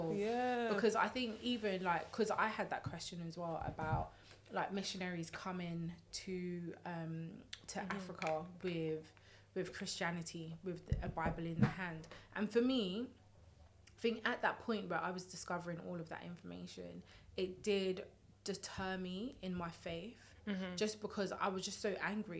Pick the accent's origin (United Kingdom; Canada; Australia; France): United Kingdom; we're British